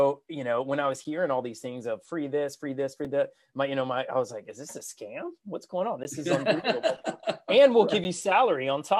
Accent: South Carolina, United States; also born or lived in Los Angeles; I grew up here in South Carolina

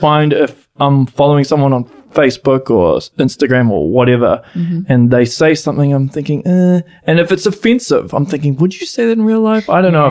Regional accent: Auckland, New Zealand; moved away; I'm originally from Auckland.

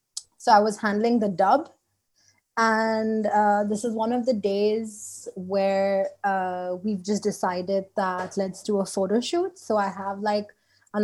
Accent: Indonesia; moved away; I am from Indonesia

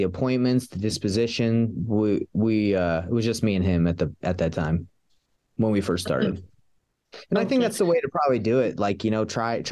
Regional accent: Atlanta, Georgia, United States; moved away as an adult; now in Salt Lake City, United States; I grew up in Atlanta, Georgia, and I wrestled in high school

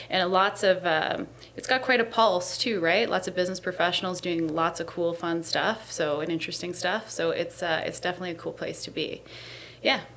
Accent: Hamilton, Ontario, Canada; I grew up in East End Hamilton

